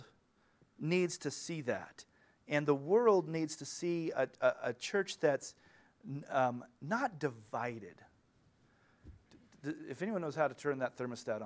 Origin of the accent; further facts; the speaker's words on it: United States; When I was in Ukraine, I was from the United States of America